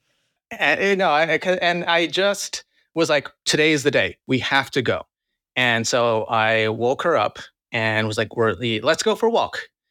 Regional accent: New Jersey suburbs, United States; also born or lived in Queens, New York City / New York City; I was born and raised in Queens, and then at, like, seven years old, my family moved over to New Jersey.

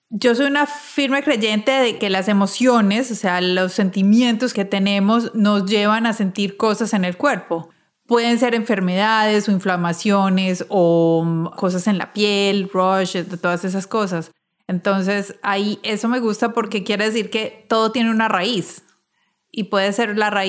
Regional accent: Colombia; now in United States; Yo soy de Colombia.

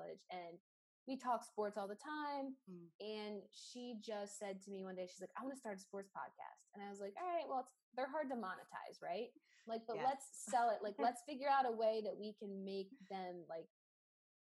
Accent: Philadelphia, Pennsylvania, United States; I'm in Philadelphia, my hometown.

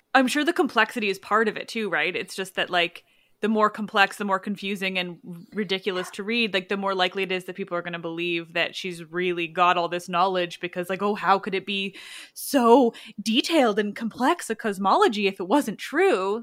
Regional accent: Canada; We do love other Canadians

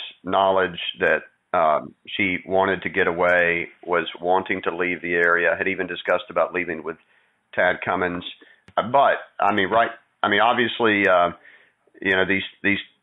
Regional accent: Texas, United States; moved away; I was born and raised in Texas

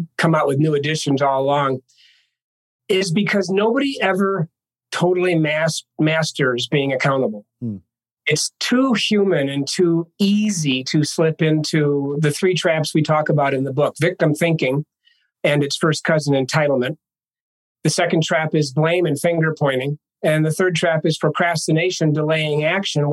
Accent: Ithaca, New York, United States; moved away as an adult; also born or lived in Minneapolis, St. Paul; now in Denver, United States; I was born in Ithaca, New York in 1958, before indoor plumbing. And 22 years later, after graduating from Cornell University

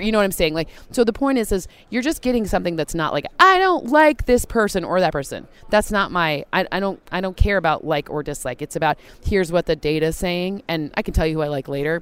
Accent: East Lansing, Michigan, United States; I grew up in East Lansing, Michigan.

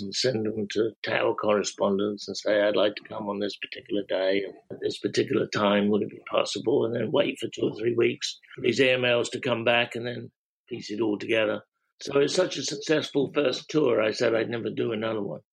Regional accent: England, United Kingdom; now in Philadelphia, United States; I'm English

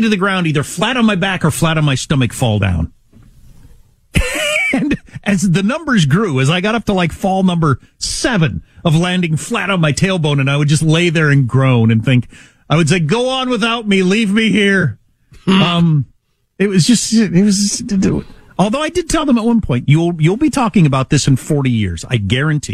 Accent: Midwest, United States; I'm from the Midwest

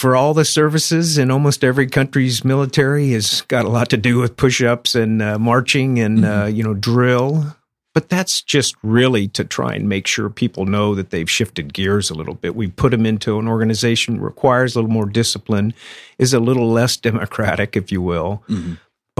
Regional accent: Winter Haven, Florida, United States; moved away; It's great to be back in Winter Haven, my hometown.

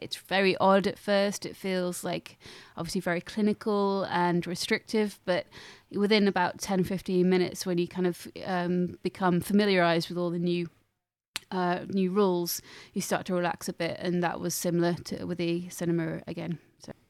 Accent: Lincolnshire, East Midlands, United Kingdom; I grew up in Lincolnshire, and as you know, um, that is disconnected from the rest of the world

